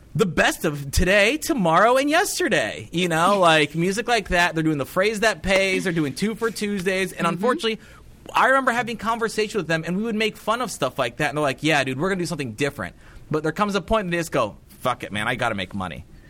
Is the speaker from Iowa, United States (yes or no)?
yes; Cedar Rapids, Iowa, United States; my hometown of Cedar Rapids, Iowa.